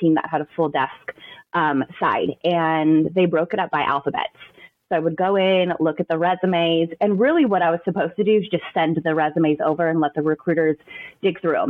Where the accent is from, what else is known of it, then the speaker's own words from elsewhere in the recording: Southern California, United States; moved away as an adult; also born or lived in Frisco, Texas; now in Texas, United States; I am born and raised in Southern California, lived there for like 25 years of my life, and we packed up and moved to Texas